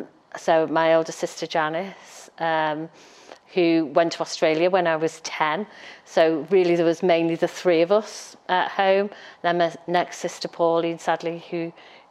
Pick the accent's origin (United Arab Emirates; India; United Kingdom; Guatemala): United Kingdom; Halewood, North West England; also born or lived in Liverpool / Wavertree; I was born in Broad Green Hospital